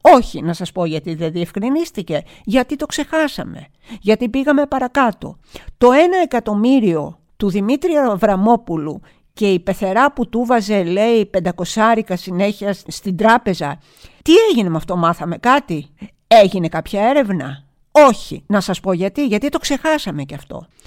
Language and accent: Greek; Greece; εγώ ως Ελληνίδα